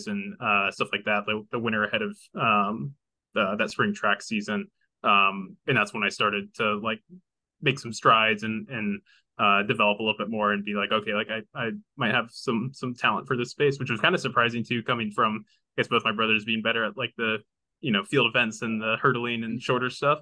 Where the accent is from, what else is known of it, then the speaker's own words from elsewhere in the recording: Terre Haute, Indiana, United States; growing up in Indiana played basketball at some point.